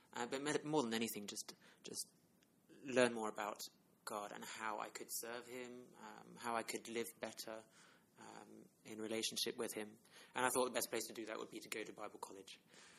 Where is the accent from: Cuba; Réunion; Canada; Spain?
Réunion; now in United Kingdom; I also grew up in a Christian family. My parents were missionaries. That's why I grew up in Reunion Island.